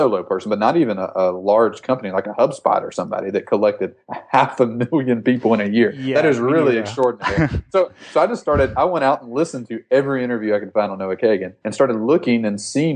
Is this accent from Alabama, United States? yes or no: yes; Alabama Gulf Coast, United States; I'm from Alabama, just a rural town in Alabama. I grew up on the Gulf Coast